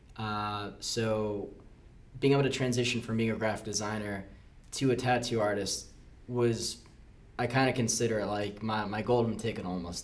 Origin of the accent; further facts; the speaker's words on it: Key Largo, Florida, United States; moved away as an adult; now in Orlando, United States; where I grew up, uh, that wasn't uh, too common of a thing. Um, I'm from the Florida Keys